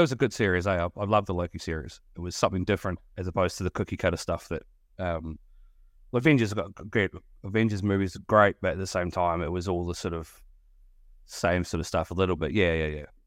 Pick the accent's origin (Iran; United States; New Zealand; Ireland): New Zealand; moved away; coming from New Zealand, I don't know whether you've picked up my accent